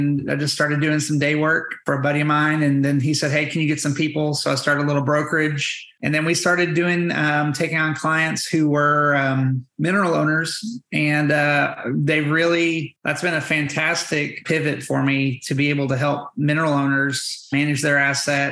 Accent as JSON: {"language": "English", "town": "Amarillo", "region": "Texas", "country": "United States", "tie": "born or raised there", "also_born_or_lived": "Georgetown, Texas", "said": "I grew up in Amarillo, Texas, out in the panhandle"}